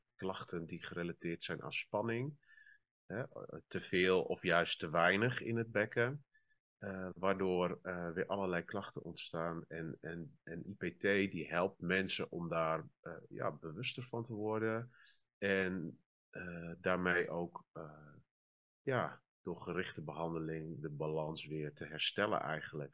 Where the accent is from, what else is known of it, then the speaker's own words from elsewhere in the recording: northern Netherlands, Netherlands; ik kom uit het noorden uit een wat eh, conservatieve gemeenschap eigenlijk.